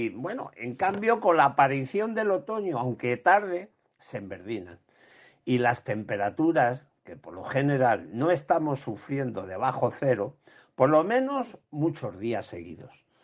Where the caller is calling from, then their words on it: Ciudad Real, Castilla-La Mancha, Spain; de Ciudad Real.